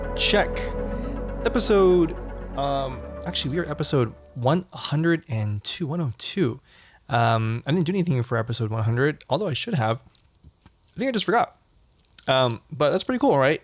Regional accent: Southern California, United States; growing up in Southern California

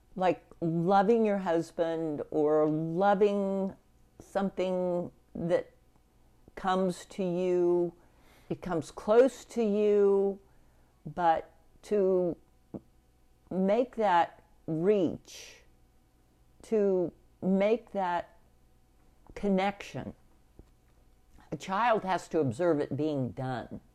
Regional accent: Sedgwick County and Reno County, Kansas, United States; the family on both my mother and my father's side that were uh, in Sedgwick County and Reno County

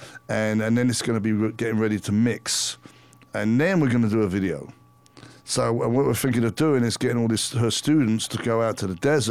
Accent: London, United Kingdom; moved away; And we're both English. We grew up in London, more England, around the same period, you know, the 70s and 80s.

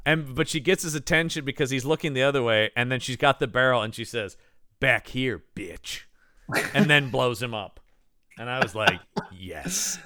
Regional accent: United States; I'm an American

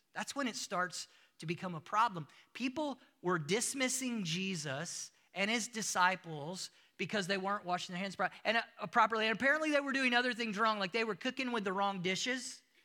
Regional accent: United States; moved away as an adult; also born or lived in Africa; now in South Africa; I'm still from the United States. I bring my culture with me everywhere that I go. You hear it in my accent

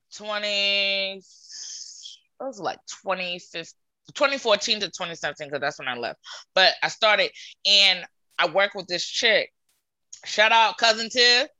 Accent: Providence, Rhode Island, United States; I grew up in Providence, Rhode Island

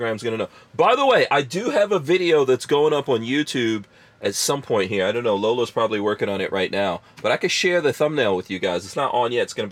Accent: India; I'm Indian. And the first movies I've ever watched are Indian movies. But I have to say this about my people

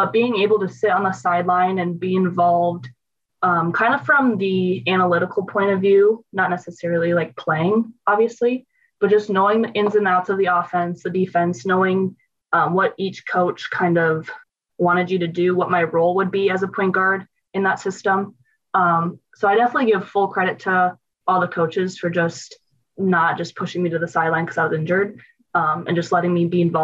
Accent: Black Hills, South Dakota, United States; moved away as an adult; also born or lived in Salt Lake City; Growing up in the Black Hills

